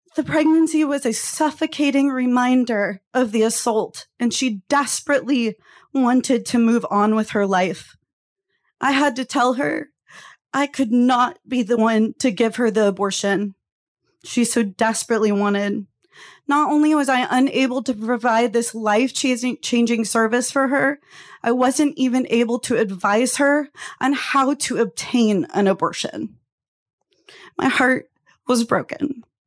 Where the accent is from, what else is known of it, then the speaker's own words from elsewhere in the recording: Texas, United States; moved away as an adult; also born or lived in Phoenix, Arizona; as a Texan teenager